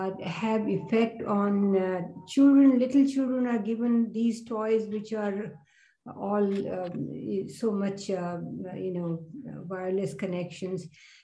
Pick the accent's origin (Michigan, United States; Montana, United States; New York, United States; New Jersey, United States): New York, United States; I'm from New York